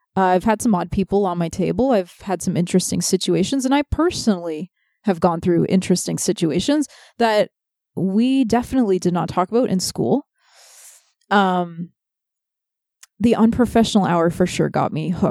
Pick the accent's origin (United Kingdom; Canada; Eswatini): Canada; Toronto, Ontario; We grew up in Toronto